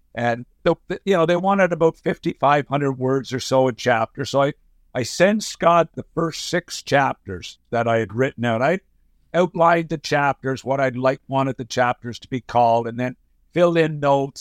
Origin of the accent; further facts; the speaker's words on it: Summerside, Prince Edward Island, Canada; moved away as an adult; also born or lived in Montreal / Florida; now in United States; born in uh, Summerside, PEI, had a had an amazing childhood living in Summerside